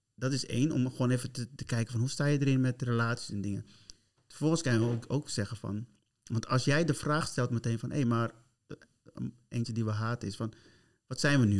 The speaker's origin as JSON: {"language": "Dutch", "country": "Curaçao", "said": "ik ben van Curaçao"}